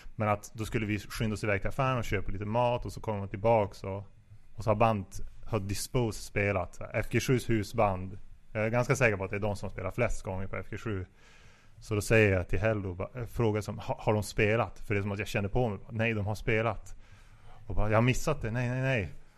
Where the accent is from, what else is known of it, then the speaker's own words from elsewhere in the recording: Piteå, Norrbotten County, Sweden; jag är från Pita